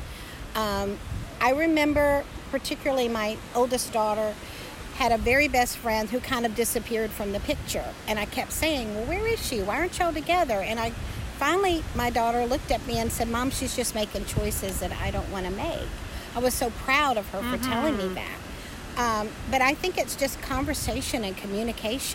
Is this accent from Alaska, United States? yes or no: no; Marietta, Georgia, United States; I'm from Marietta, Georgia, which is north of Atlanta.